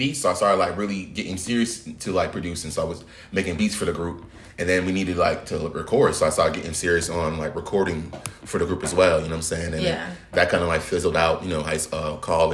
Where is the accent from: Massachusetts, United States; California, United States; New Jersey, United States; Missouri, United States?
Massachusetts, United States; Boston; moved away as an adult; now in Atlanta, United States; I'm from Boston